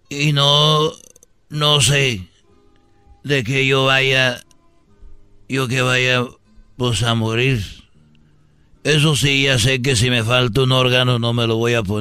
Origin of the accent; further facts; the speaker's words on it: Zacatecas, Mexico; Voy a bajar a la tierra, queridos hermanos, porque soy de Zacatecas, el más rorro de todos los rorros.